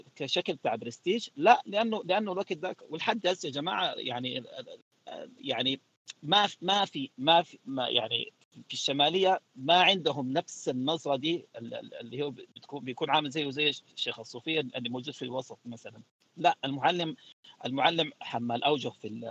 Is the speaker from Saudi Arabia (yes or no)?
no; Sudan; احنا كسودانيين